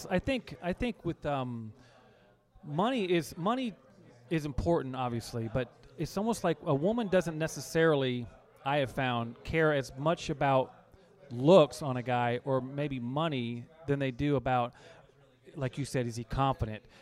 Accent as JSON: {"language": "English", "region": "East Coast", "country": "United States", "tie": "born or raised there", "said": "Well, I'm a Navy brat, so it was up, up"}